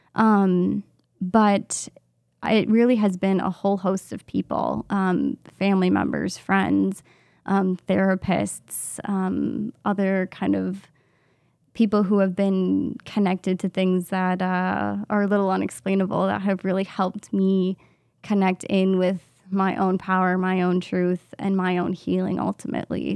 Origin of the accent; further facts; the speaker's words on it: Minnesota, United States; also born or lived in Madison, Wisconsin; I grew up here in Minnesota, just in a suburb of the Twin Cities